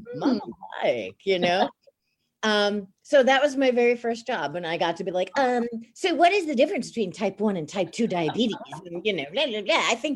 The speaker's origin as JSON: {"language": "English", "town": "Baldwin", "region": "New York", "country": "United States", "tie": "born or raised there", "said": "I grew up in Baldwin, Long Island, New York. So there's a little bit of the accent"}